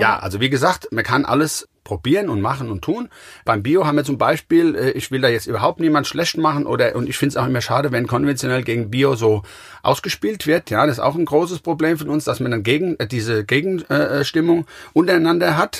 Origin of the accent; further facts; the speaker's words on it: Gau-Bischofsheim, Rhineland-Palatinate, Germany; Ich komme aus Gaubischofsheim. Das ist ungefähr zehn Kilometer von Mainz